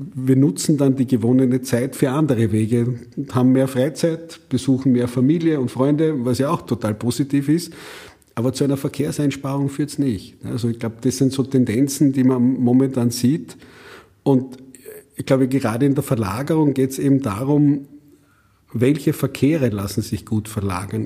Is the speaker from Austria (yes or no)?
yes; Austria; bei uns in Österreich